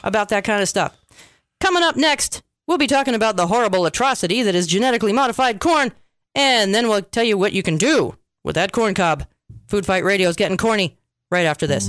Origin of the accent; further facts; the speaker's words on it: United States; we Americans